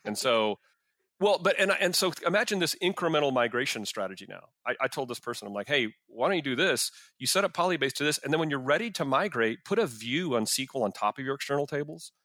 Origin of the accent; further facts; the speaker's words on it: Arlington, Texas, United States; I grew up in Arlington where the stadium is.